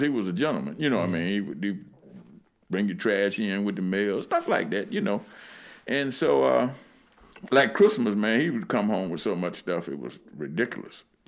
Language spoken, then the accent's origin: English; Lynchburg, Virginia, United States; I grew up in what's considered downtown Lynchburg.